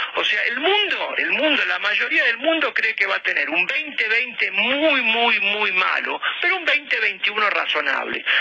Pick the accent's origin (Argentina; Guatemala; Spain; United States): Argentina